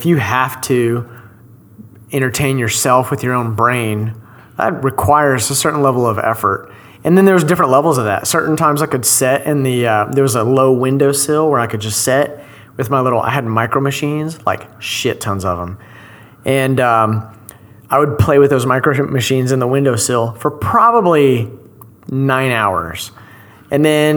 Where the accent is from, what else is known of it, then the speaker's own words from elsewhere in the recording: Shawnee, Oklahoma, United States; moved away as an adult; now in Dallas, United States; I grew up in Shawnee, in the fucking country